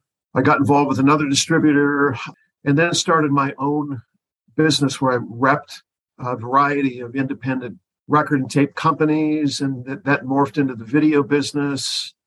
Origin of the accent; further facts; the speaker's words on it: Oakland, California, United States; moved away as an adult; now in Portland, United States; so I'm originally from San Francisco Bay Area. I grew up in the East Bay, just in the suburb of Oakland. And I moved up to Portland in the late 70s, just really for a short time, but I loved it up here.